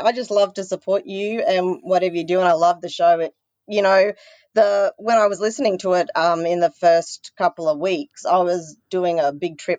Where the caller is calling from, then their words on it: Hong Kong; I'm calling from Hong Kong because that's